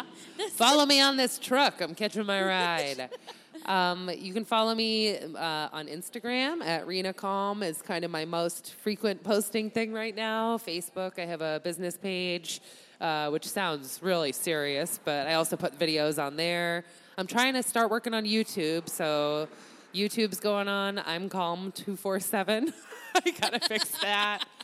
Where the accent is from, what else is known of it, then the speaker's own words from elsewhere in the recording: Massachusetts, United States; moved away; also born or lived in Chicago; I grew up in Massachusetts